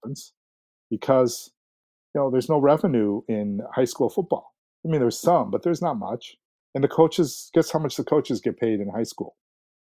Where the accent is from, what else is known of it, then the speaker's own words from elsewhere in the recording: Ames, Iowa, United States; now in Minnesota, United States; I was born and raised in Ames, Iowa, which is the home of Iowa State University